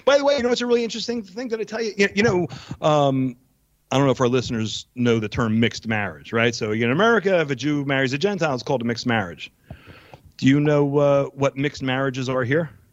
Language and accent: English; Pennsylvania, United States; now in Israel; I'm from Pennsylvania